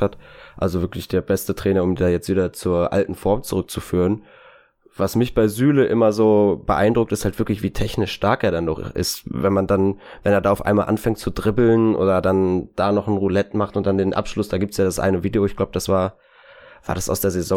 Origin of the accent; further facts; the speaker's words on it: Bochum, North Rhine-Westphalia, Germany; ich natürlich als Bochumer